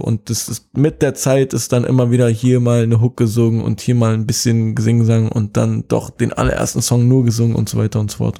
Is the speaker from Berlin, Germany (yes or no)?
yes; Berlin, Germany; ich bin aus Kreuzberg geboren und aufgewachsen